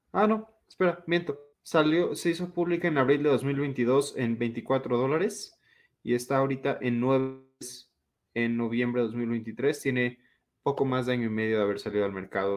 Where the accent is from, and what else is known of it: Mexico